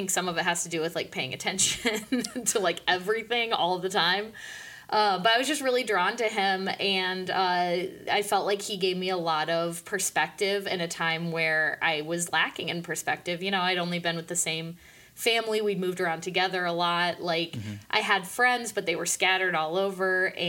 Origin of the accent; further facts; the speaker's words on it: State College, Pennsylvania, United States; also born or lived in Pittsburgh / Chicago; But before that, I was in State College, Pennsylvania for kindergarten through third grade. And before that, I was born in Pittsburgh.